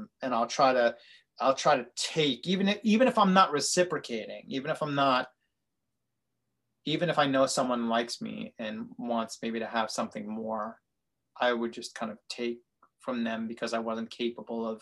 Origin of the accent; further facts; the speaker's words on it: New York City, New York, United States; a kid growing up in Brooklyn